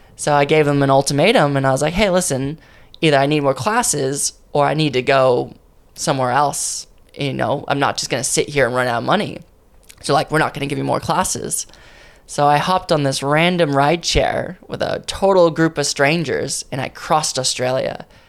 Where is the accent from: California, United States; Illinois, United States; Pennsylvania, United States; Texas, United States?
California, United States; Ontario; moved away; also born or lived in San Bernardino, California; I was born in San Bernardino, um, but basically I was brought up in a place called Ontario